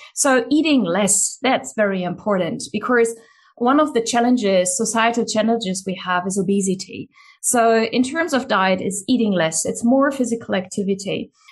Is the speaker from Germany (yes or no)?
yes; Germany; moved away; the country where I grew up in Germany